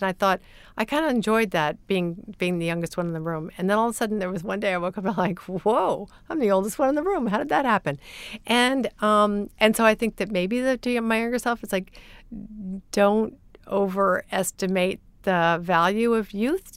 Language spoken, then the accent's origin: English; Midwest, United States; moved away; I grew up partly in the Midwest